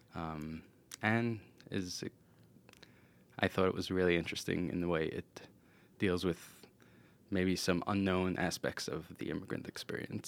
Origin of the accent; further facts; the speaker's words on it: New York, United States; first language Yiddish; English is a second language; moved away as an adult; now in Boston, United States; I'm originally from Brooklyn, uh, New York, and I grew up in a Hasidic family, and we spoke Yiddish.